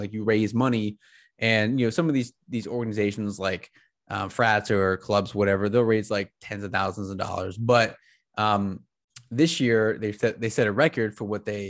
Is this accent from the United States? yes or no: yes; State College, Pennsylvania, United States; Love that it's my school, that is done in my hometown.